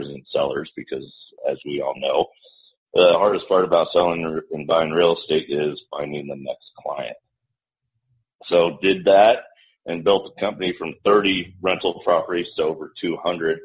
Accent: Denver, Colorado, United States; made the move back down to Denver, my hometown

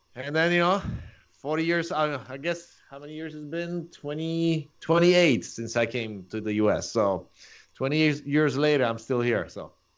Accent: Poland; English is a second language; moved away as an adult; also born or lived in Chicago / San Diego; now in Orange County, United States; I'm originally from Poland

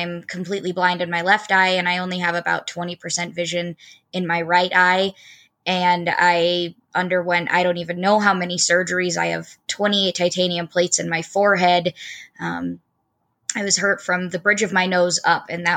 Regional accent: Port Angeles, Washington, United States; I'm originally from Northwest Washington, a small town called Port Angeles

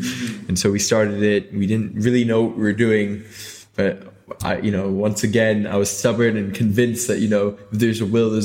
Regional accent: Hong Kong; also born or lived in United Kingdom; I'm from, like, born and raised in Hong Kong

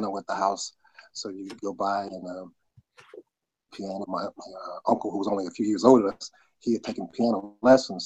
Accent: Cincinnati, Ohio, United States; also born or lived in Cheyenne, Wyoming / Louisville, Kentucky; Cincinnati is where my formative years, as they say, my growing up

